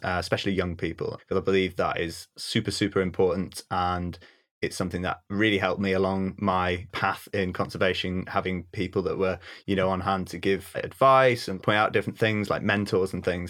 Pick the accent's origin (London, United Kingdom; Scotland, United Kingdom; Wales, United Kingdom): Wales, United Kingdom; North; also born or lived in Bardsey Island; I'm from North Wales originally and s, have spent half of my life on a tiny little island off the Llun Peninsula